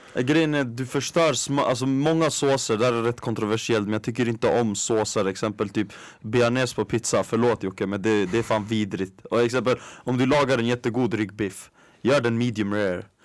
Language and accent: Swedish; Stockholm, Stockholm County, Sweden; jag som är stockholmare, mm. från en förort